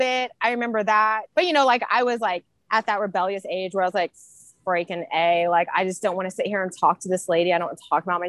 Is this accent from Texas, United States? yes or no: no; Centralia, Illinois, United States; Centralia, Illinois. So, very small town.